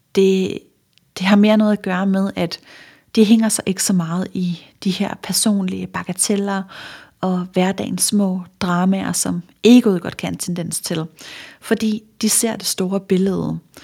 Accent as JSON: {"language": "Danish", "area": "Funen", "region": "Southern Denmark", "country": "Denmark", "said": "nu er jeg fra Fyn"}